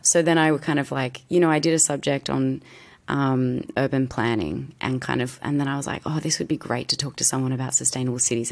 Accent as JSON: {"language": "English", "country": "Australia", "said": "I'm an Aussie actress"}